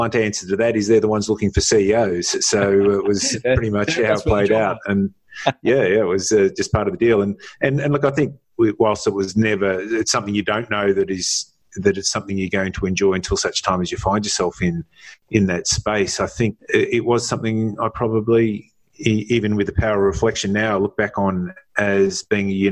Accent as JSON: {"language": "English", "town": "Melbourne", "region": "Victoria", "country": "Australia", "tie": "born or raised there", "said": "growing up in the suburbs of Melbourne, and I grew up in a suburb, Mount Waverley"}